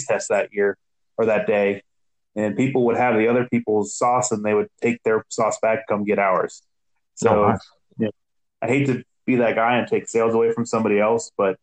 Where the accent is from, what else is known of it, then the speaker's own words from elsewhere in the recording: Cincinnati, Ohio, United States; moved away as an adult; now in Cleveland, United States; I'm from Cincinnati